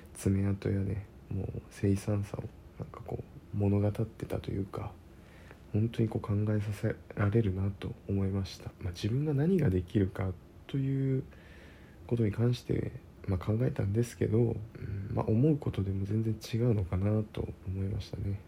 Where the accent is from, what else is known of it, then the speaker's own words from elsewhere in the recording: Kyushu, Japan; moved away as an adult; 僕、地元九州だったんで、その時九州にいました。